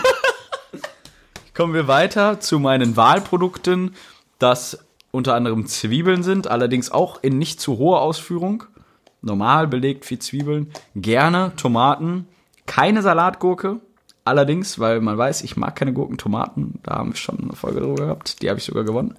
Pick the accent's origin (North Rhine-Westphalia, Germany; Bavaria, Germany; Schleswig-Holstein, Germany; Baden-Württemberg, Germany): North Rhine-Westphalia, Germany; Rheda-Wiedenbrück; Bei uns in Reda Wiedenbrück